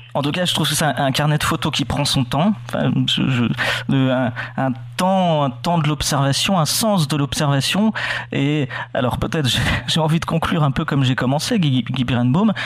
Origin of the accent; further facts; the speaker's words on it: Normandy, France; quand on est normand